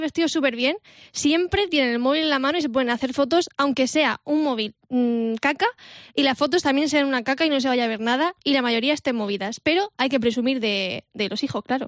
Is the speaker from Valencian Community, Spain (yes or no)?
yes; Vega Baja, Valencian Community, Spain; mi tierra, de la Vega Baja